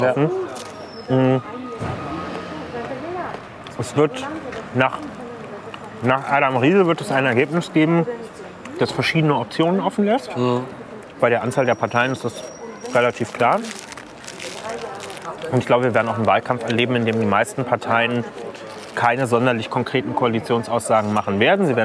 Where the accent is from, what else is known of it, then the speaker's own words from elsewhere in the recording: Berlin, Germany; bin ich Berliner und kann, ja